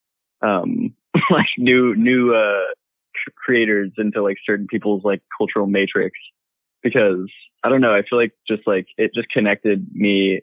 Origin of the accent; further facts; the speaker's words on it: California, United States; I'm from California